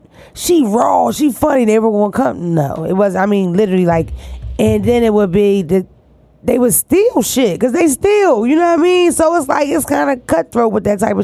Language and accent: English; Philadelphia, Pennsylvania, United States; moved away; also born or lived in Delaware; I'm from North Philadelphia originally, but I'm from Delaware, too. I'm from Phillywhere